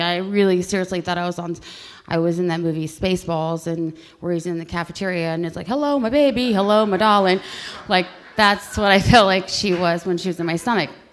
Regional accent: Youngstown, Ohio, United States; I was born on Gypsy Lane in Youngstown, Ohio

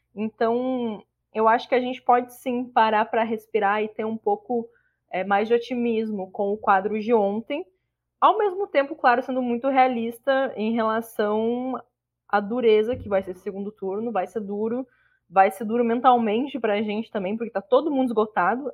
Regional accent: Rio Grande do Sul, Brazil; now in Alagoas, Brazil; eu moro em Alagoas, mas eu sou gaúcha

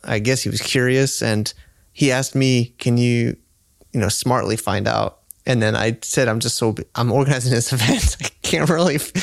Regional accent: United States; I'm American

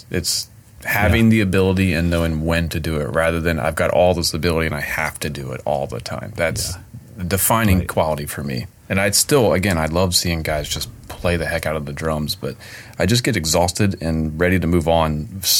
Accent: the South, United States; accent: Southern; Library. I always say that word like I'm definitely from the South. Library.

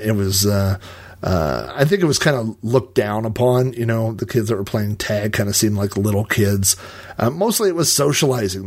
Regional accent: Yukon, Oklahoma, United States; I lived in Yukon. I grew up in Yukon and, and I moved away and then I came back

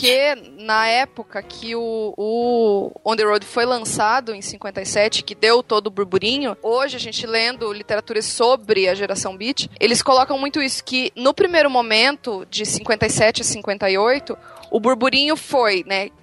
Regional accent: Santa Catarina, Brazil; now in Curitiba, Brazil; eu sou Catarina, moro há seis anos em Curitiba

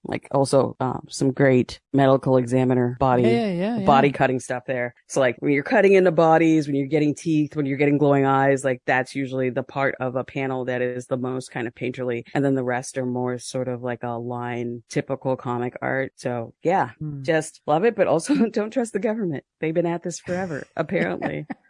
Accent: Canada; We're Canadian. Yeah.

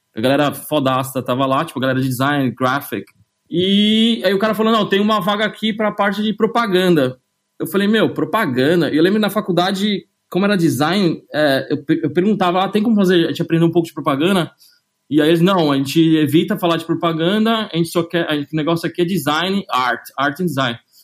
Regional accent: São Paulo, Brazil; moved away as an adult; also born or lived in London; eu sou de São Paulo, nasci é, na Zona Leste, na Vila Prudente, perto da Moca

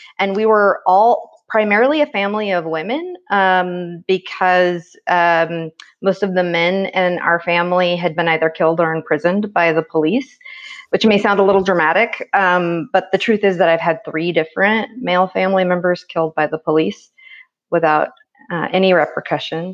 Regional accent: Oroville, California, United States; where I grew up is about 30 minutes away, actually, from the college town, but it was really a world away in Oroville

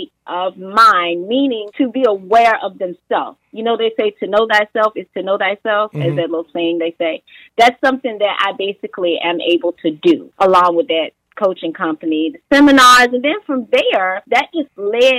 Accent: Portsmouth, Virginia, United States; my upbringing in, let's see, Portsmouth, Virginia, that's my hometown

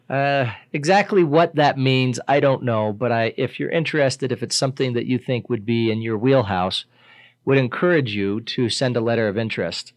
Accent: Riverton, Wyoming, United States; I grew up in Riverton. I've lived in Riverton most of my life.

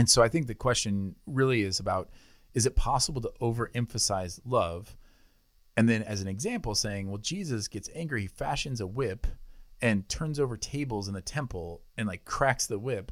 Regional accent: United States; I'm an American citizen

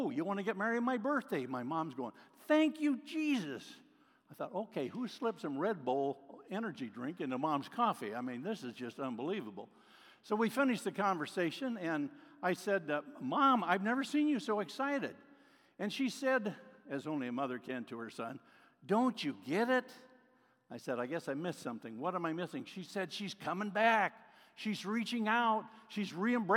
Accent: Oregon, United States; I'm from Oregon

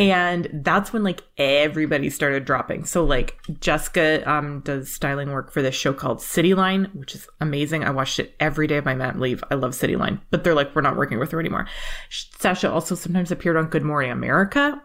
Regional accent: Canada; as a Canadian

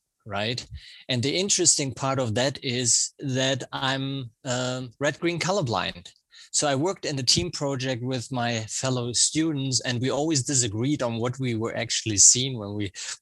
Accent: Germany; accent: German; English is a second language; also born or lived in Providence, Rhode Island; now in United States; I have a German accent because that's where I grew up

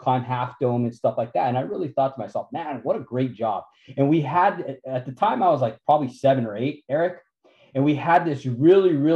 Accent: Santa Fe, New Mexico, United States; I grew up in Santa Fe, New Mexico

